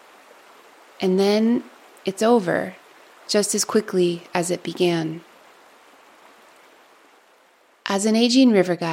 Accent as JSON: {"language": "English", "region": "Alaska", "country": "United States", "tie": "born or raised there", "moved": "yes", "said": "I grew up in a broad Alaskan glacial valley"}